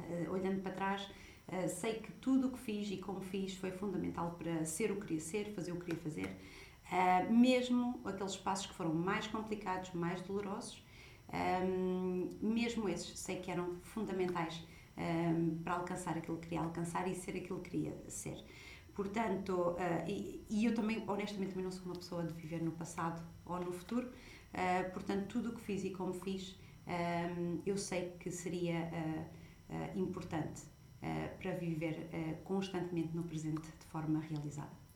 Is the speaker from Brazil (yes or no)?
no; Portugal; moved away; sou portuguesa